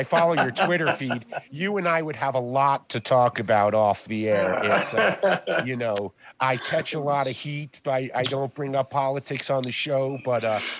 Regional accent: New York City, New York, United States; I grew up in New York City.

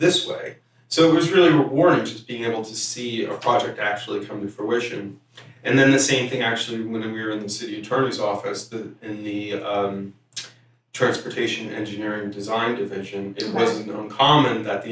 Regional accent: Middletown, New Jersey, United States; now in San Diego, United States; I'm originally from New Jersey

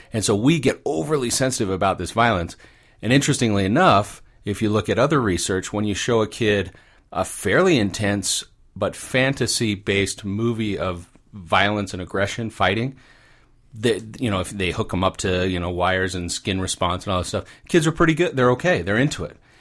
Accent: Orange County, California, United States; moved away; I'm an orange caddy kid. I grew up down there, uh, for, for the first part of my life

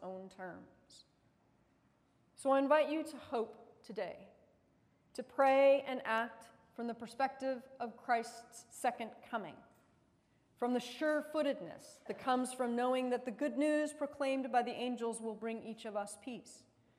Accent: United States; as an American

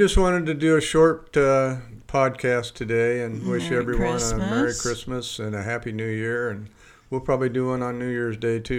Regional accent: Libby, Montana, United States; moved away; also born or lived in Spokane, Washington; my hometown of Libby

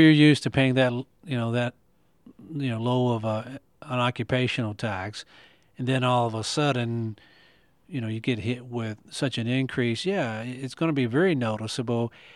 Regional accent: Owensboro, Kentucky, United States; I grew up on McFarland Avenue

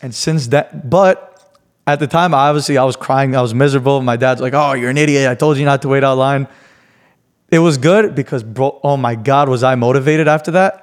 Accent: New York City, New York, United States; now in Miami, United States; I'm from New York

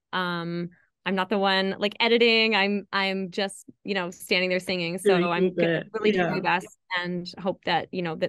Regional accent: Canada; now in Sweden; I'm Canadian

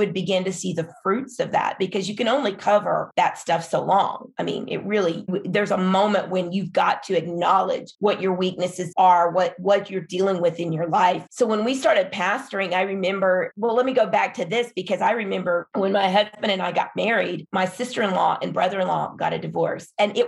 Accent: Philippines; when I was growing up in the Philippines as a missionary kid

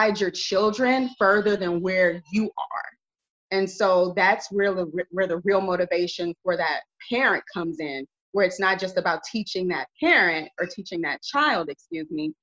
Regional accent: Carson, California, United States; moved away as an adult; now in Arizona, United States; I'm originally from Los Angeles County, Los Angeles, California, in Carson, California. Whoop, whoop, anybody knows about the South Bay. that is where I was born and raised.

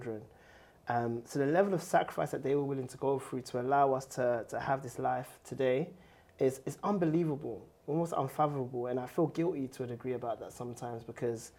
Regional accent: London, United Kingdom; also born or lived in Ghana; I grew up in Tottenham

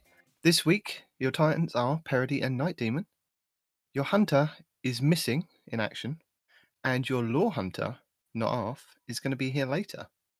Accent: United Kingdom; the fact that I am the British guy.

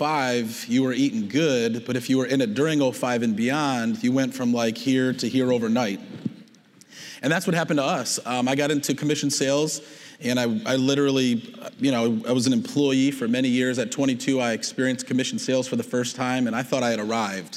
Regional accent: Detroit, Michigan, United States; also born or lived in Plymouth, Michigan; I'm from the Detroit, Michigan area. I live in Plymouth.

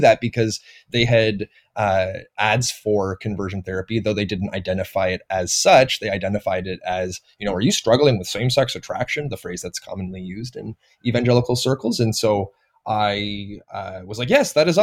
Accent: Toronto, Ontario, Canada; I was born and raised in Toronto

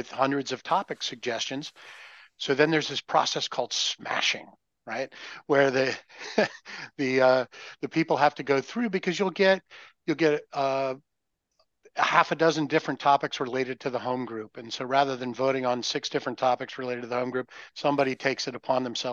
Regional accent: Nova Scotia, Canada; I'm from Mayberry, which has been established. It's Mayberry. The area is Nova Scotia. We're way up in the Great White North.

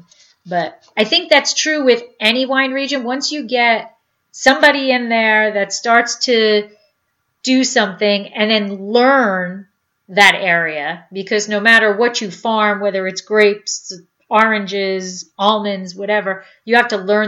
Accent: New Jersey, United States; moved away; we're originally from New Jersey.

